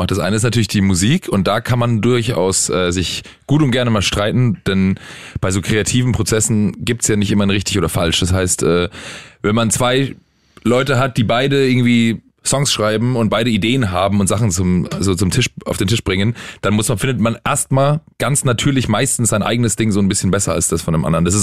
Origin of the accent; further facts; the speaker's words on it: Bavaria, Germany; accent: Franconian; also wir kommen aus Franken und das heißt, äh, also aus der Nähe von also Würzburg, da rollt man das R vorne